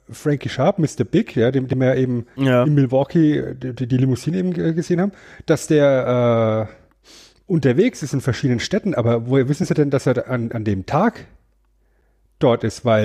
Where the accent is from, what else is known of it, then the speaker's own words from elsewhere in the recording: Germany; ich bin Deutscher.